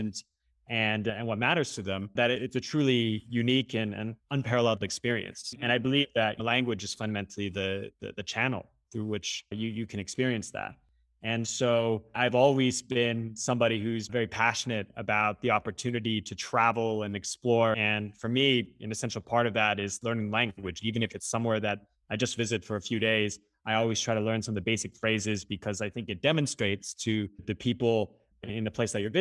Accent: California, United States; I grew up in California

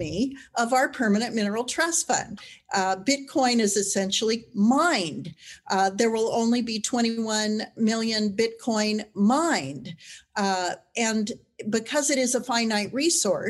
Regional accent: Wyoming, United States; I'm a ranch girl from Wyoming. I was born near Cheyenne and ranch there to this day

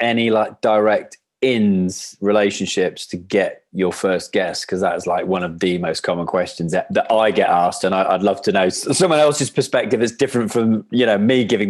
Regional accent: Wales, United Kingdom; we're chatting rugby and stuff like that, being Welsh.

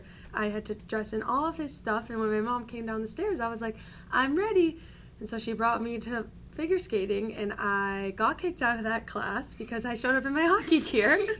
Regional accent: Downers Grove, Illinois, United States; moved away; I'm from Downers Grove. My family, we still live here

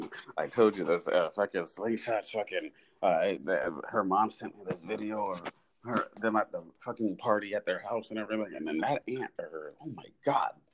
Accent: Canada; moved away; I'm a Canadian, but I'm not, I don't live there anymore.

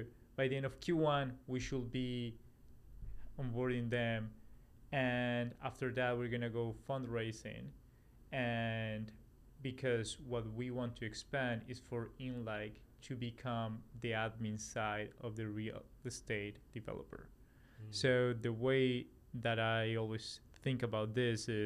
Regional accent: Colombia; also born or lived in Australia / New York, United States / Raleigh, North Carolina, United States; now in Los Angeles, United States; I'm originally from Colombia, South America, and then live in Australia. I'm from Australia, moved to the US in 2015

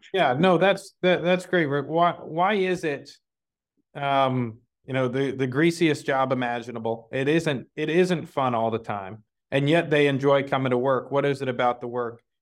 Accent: Dallas, Texas, United States; moved away; I'm from Dallas originally

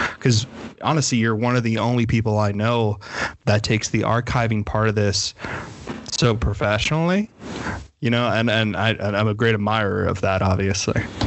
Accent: Miami, Florida, United States; growing up in Miami, it's very much like you don't take your car somewhere to get fixed

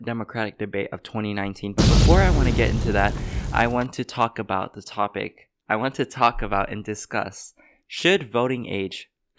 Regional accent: United States; I'm Asian. I'm Chinese American.

